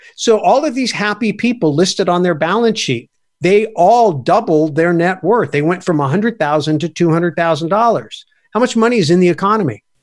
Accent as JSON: {"language": "English", "country": "United States", "said": "I'm an American"}